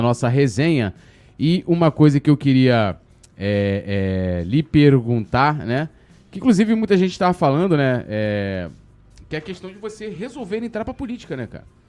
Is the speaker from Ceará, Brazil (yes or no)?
no; São Gonçalo, Rio de Janeiro, Brazil; eu vim de São Gonçalo